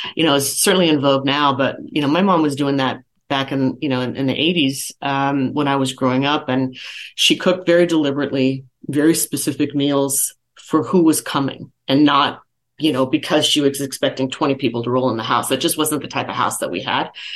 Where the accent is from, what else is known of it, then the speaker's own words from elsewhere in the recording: San Jose, California, United States; moved away as an adult; now in Las Vegas, United States; I'm a Silicon Valley kid, born and raised in San Jose